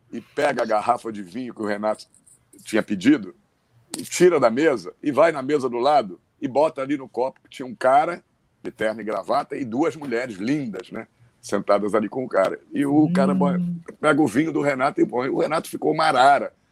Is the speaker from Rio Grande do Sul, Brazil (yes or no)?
yes; Rio Grande do Sul, Brazil; Eu sou gaúcho